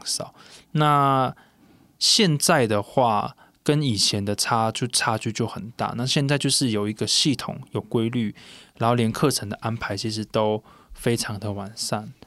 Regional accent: Puli, Nantou County, Taiwan; 我们泰雅族的话，像我国小的话，可能一个班上就有一个我是泰雅族的

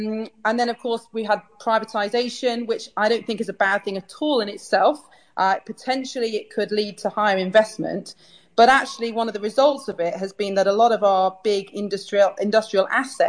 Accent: Sheffield, Yorkshire and the Humber, United Kingdom; I grew up in Sheffield. I've lived in Sheffield all my life.

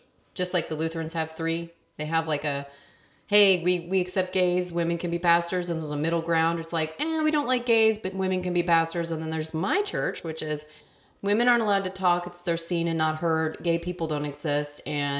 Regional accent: Texas, United States; how I was raised in Texas.

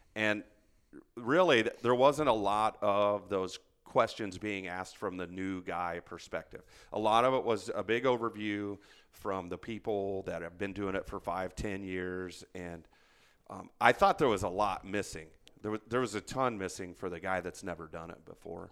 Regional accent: Indiana, United States; moved away as an adult; also born or lived in Germany / Hawaii / Arizona; born and raised in Indiana

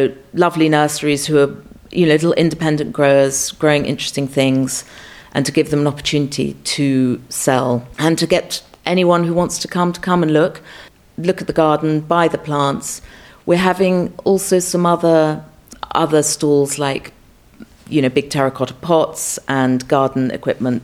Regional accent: Scotland, United Kingdom; moved away; also born or lived in Charlton Farm; growing up in Scotland

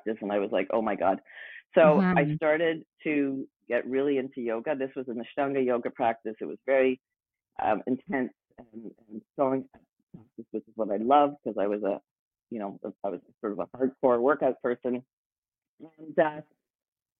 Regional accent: Montreal, Quebec, Canada; moved away as an adult; also born or lived in Vancouver; I moved from Montreal, where I grew up, to Vancouver.

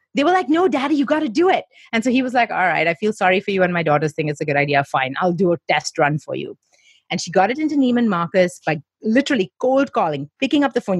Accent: Mumbai, Maharashtra, India; I grew up in Mumbai, where we have the British schooling system

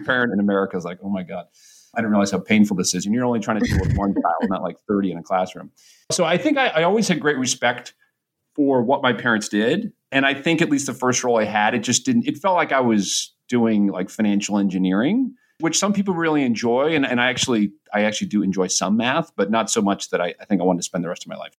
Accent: New Hampshire, United States; now in New York City, United States; I grew up in New Hampshire in a pretty blue collar neighborhood.

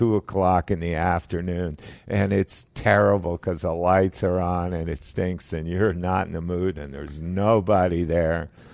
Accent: Toronto, Ontario, Canada; moved away as an adult; also born or lived in England; now in Florida, United States; I was born in Toronto.

